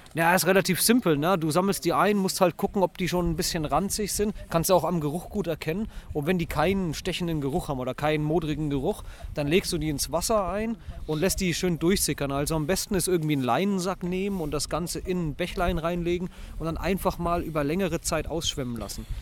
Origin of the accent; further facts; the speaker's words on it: Netherlands; bei uns in Holland